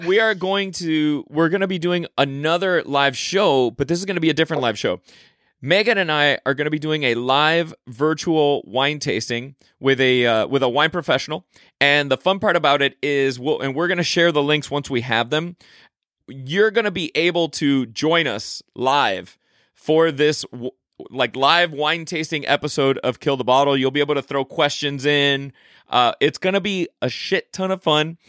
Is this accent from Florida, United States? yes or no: yes; Miami, Florida, United States; moved away; I went back to my hometown of Miami, Florida